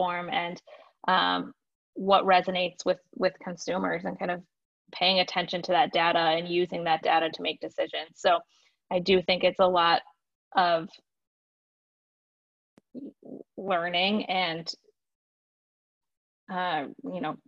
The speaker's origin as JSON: {"language": "English", "region": "Michigan", "country": "United States", "also_born_or_lived": "Chicago", "moved": "yes", "lives_now": "Tampa, United States", "said": "I'm from Michigan. I'm a Michigander at heart"}